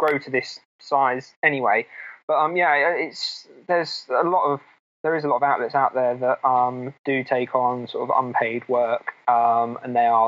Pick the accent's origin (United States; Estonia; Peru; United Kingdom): United Kingdom; Milton Keynes, South East England; Milton Keynes, which is my hometown